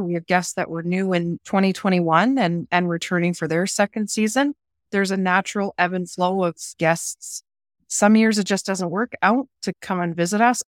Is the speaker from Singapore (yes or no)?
no; Orillia, Ontario, Canada; moved away as an adult; I'm actually originally from Southern Ontario